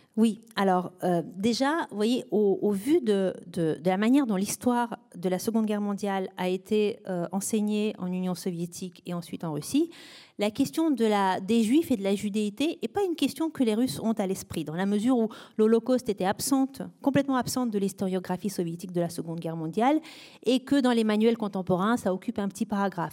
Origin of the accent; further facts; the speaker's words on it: France; nous, en tant que Français